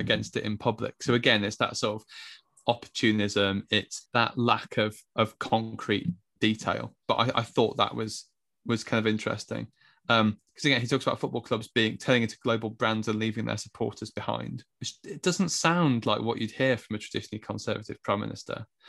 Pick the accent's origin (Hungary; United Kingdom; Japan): United Kingdom; England; I'm also an Englishman of a certain age